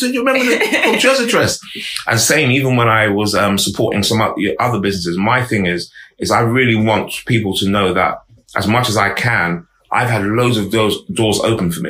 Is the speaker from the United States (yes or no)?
no; London, United Kingdom; also born or lived in Harrow; I grew up in Harlesden, I was quite young